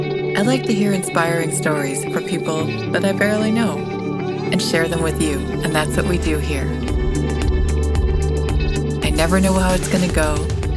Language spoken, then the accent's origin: English; Midwest, United States; accent: Midwest; I know. I'm always trying to hide my Midwest accent. I think I'm getting pretty good at it, though, because people now start to think I'm Canadian.